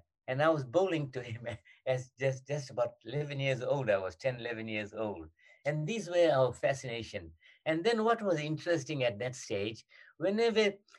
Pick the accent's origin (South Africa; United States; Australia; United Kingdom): South Africa; we were not allowed to take part as South African.